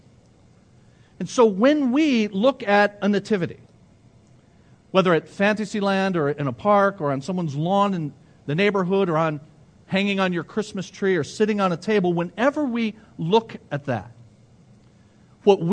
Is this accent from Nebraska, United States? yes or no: no; Ecorse, Michigan, United States; I grew up in Ecorse, and I always add when I tell people that, I grew up in Ecorse and lived to tell about it